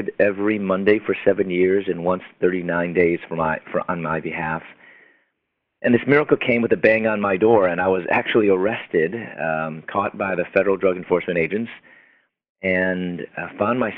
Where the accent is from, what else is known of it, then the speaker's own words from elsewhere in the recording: Chicago, Illinois, United States; moved away; also born or lived in Louisville, Kentucky; I'm from Chicago, and I was going to dental school in Louisville, Kentucky